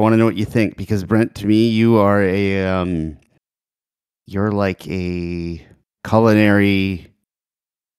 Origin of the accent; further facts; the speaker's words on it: Canada; I'm a Canadian